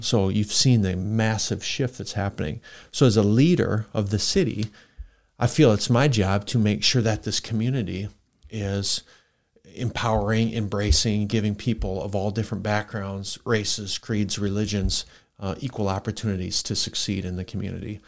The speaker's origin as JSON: {"language": "English", "town": "Worthington", "region": "Minnesota", "country": "United States", "tie": "born or raised there", "moved": "as an adult", "lives_now": "Sioux Falls, United States", "said": "I grew up in Worthington, Minnesota, so for listeners, that's about an hour from Sioux Falls"}